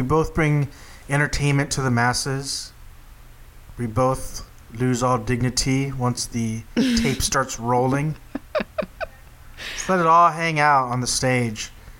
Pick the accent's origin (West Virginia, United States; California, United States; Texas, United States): Texas, United States; my home state of Texas